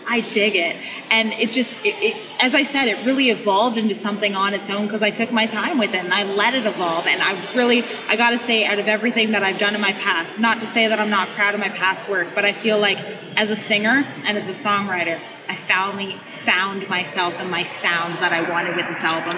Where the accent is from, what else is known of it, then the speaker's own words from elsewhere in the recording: London, Ontario, Canada; I'm from London, Ontario, Canada.